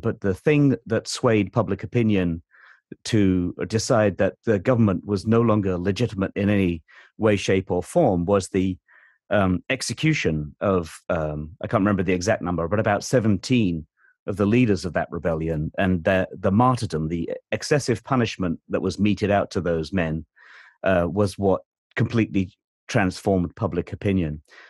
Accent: United Kingdom; as a British person

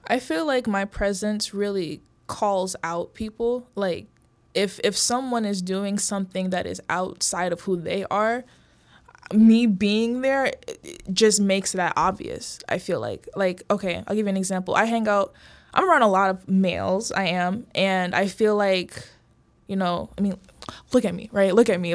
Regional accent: Brookfield, Illinois, United States; also born or lived in Oak Park, Illinois / Bellwood, Illinois / Maywood, Illinois; I moved to the suburbs, Brookfield, Broadview area. Went to school there from, like, middle school up to high school

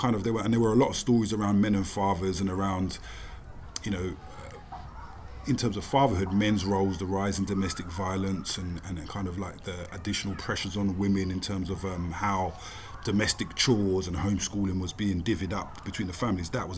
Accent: London, United Kingdom; South London, born and bred

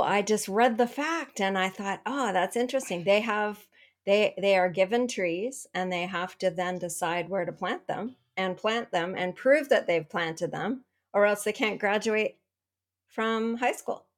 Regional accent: Canada; I'm from Canada

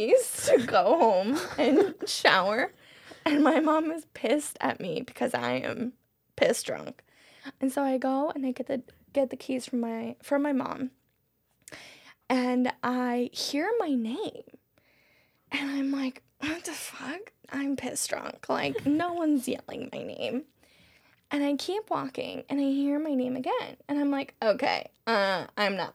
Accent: Mexico; moved away; The last time I went to my hometown in 2019

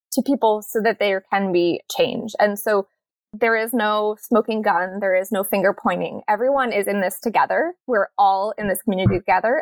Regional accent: New Jersey, United States; now in Monterey, United States; I'm from New Jersey and from born in the 80s

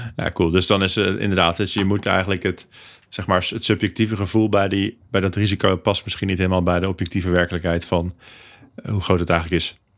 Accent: Netherlands; wij als Hollanders

